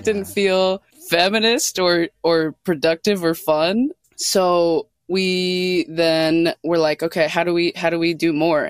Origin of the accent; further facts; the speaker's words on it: Minneapolis, Minnesota, United States; I grew up in Minneapolis, Minnesota, and surrounding suburbs